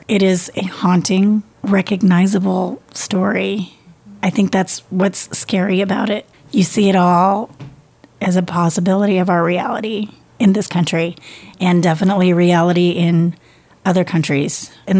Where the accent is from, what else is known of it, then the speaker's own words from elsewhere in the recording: Kansas, United States; I was still in high school, so I also did not see that because I was brought up in Kansas, God-fearing town.